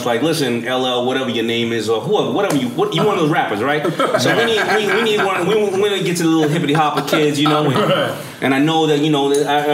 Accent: New York City, New York, United States; we all grew up in the same neighborhood, so we're all from Hollis

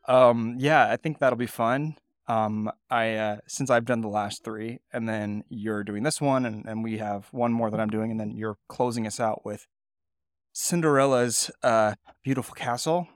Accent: California, United States; moved away as an adult; I grew up in California, I actually worked at In-N-Out in col-, in high school and early college

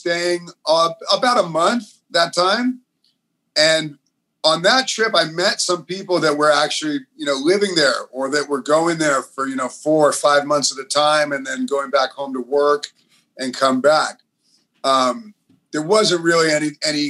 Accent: Los Angeles, California, United States; moved away as an adult; also born or lived in Santa Cruz / Bali; I grew up surfing in Los Angeles

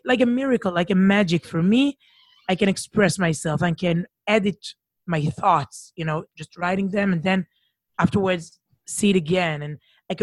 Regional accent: Herzliya, Tel Aviv District, Israel; now in Jerusalem, Israel; I was brought up here in Israel, but not in Jerusalem, in a city called Herzliya

